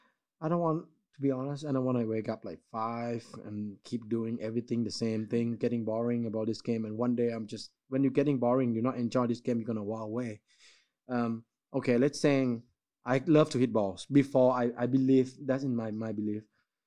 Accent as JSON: {"language": "English", "country": "Thailand", "tie": "born or raised there", "second_language": "English", "said": "Because I seen McDonald's when I growing up in Thailand."}